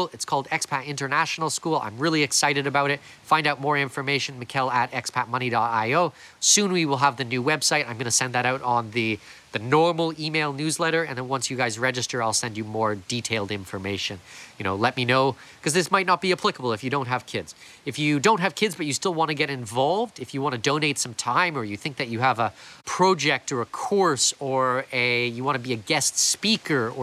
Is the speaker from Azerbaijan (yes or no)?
no; Canada; also born or lived in Panama; now in Florianópolis, Brazil; I'm Canadian background